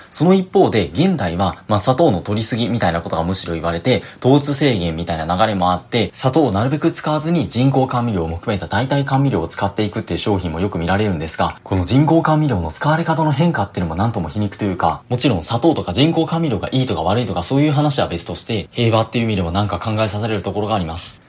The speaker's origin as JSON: {"language": "Japanese", "region": "Kansai", "country": "Japan", "tie": "born or raised there", "said": "自分も関西の出身なんですが、関西では回転焼きって言うんですよ。"}